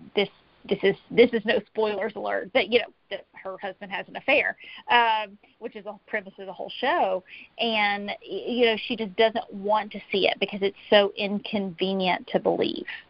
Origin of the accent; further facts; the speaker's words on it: Tennessee, United States; I'm from Tennessee.